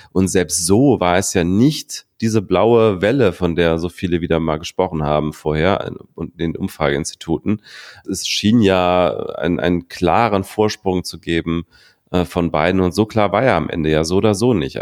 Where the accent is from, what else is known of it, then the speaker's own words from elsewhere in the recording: Berlin, Germany; Ich als Berliner